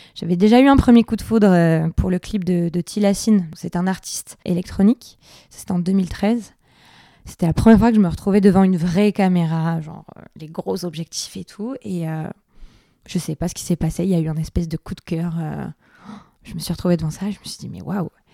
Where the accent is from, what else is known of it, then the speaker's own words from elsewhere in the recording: Biarritz, Nouvelle-Aquitaine, France; moved away; Je suis originaire de Biarritz